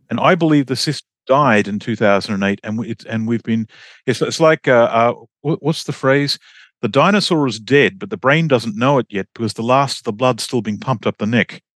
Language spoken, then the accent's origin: English; Australia; moved away as an adult; I'm Australian